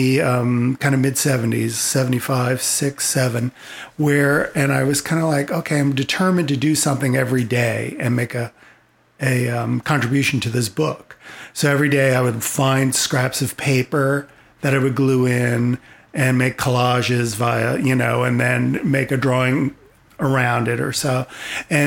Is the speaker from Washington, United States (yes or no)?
no; Old Bridge, New Jersey, United States; moved away; also born or lived in Denver, Colorado; I grew up in the New Jersey suburbs in the 70s.